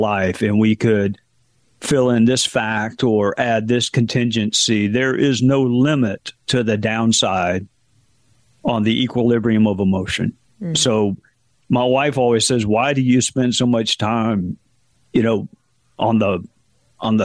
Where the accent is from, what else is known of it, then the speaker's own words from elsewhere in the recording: South Carolina, United States; my home state of South Carolina